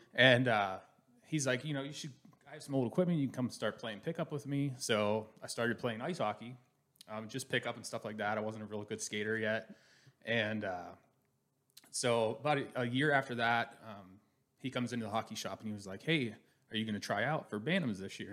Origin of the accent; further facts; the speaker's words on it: Pittsburgh, Pennsylvania, United States; moved away; I'm originally from Pittsburgh, Pennsylvania, born